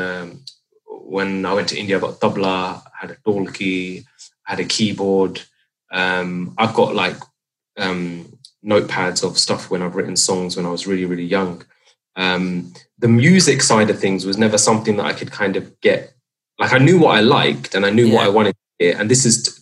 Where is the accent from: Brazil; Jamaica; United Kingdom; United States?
United Kingdom; England; growing up in England